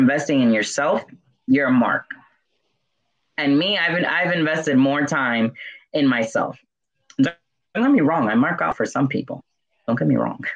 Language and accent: English; New York, United States; I'm Dominican from New York.